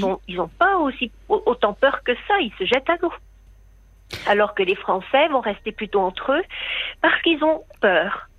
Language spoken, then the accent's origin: French; France; moved away as an adult; now in Helsinki, Finland; je suis française. Ah. J'habite en Finlande depuis 40 euh, ans.